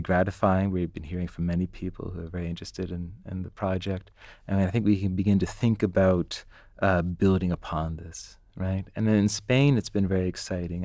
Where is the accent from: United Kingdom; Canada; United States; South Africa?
Canada; I'm Canadian